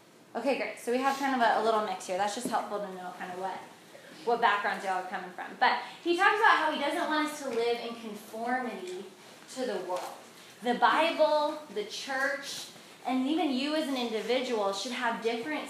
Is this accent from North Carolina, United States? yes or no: yes; North Carolina, United States; also born or lived in Georgia; I'm actually from the South. I was raised in North Carolina.